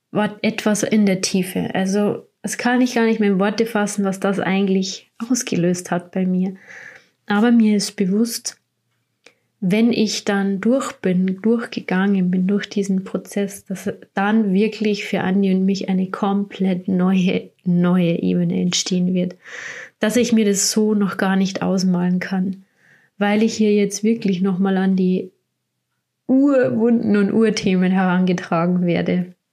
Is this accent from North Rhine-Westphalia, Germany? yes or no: no; Bavaria, Germany; ich will erstmal wieder Richtung meine Heimat, wo ich herkomme, Richtung Bayern. Und da sind wir jetzt auch im Moment bei meiner Familie.